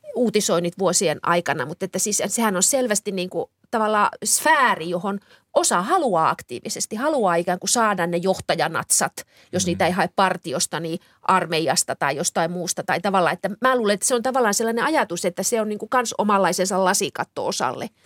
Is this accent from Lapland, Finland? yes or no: yes; Kemi, Lapland, Finland; kotikaupunkini Kemi